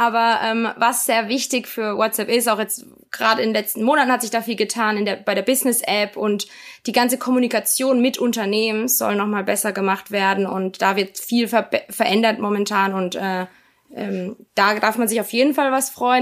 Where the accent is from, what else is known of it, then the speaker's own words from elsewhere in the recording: Karlsruhe, Baden-Württemberg, Germany; also born or lived in Virginia, United States / Mannheim, Germany; Ich bin in Karlsruhe aufgewachsen